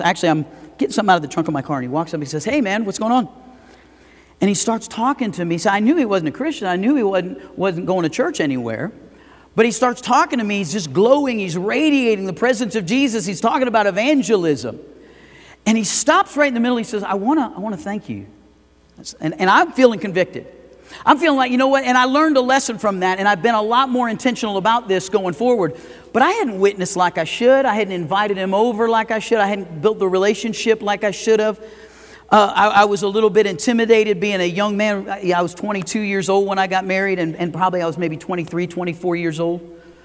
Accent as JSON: {"language": "English", "town": "Fort Lauderdale", "region": "Florida", "country": "United States", "tie": "born or raised there", "moved": "yes", "lives_now": "Idaho Falls, United States", "said": "I grew up in Fort Lauderdale."}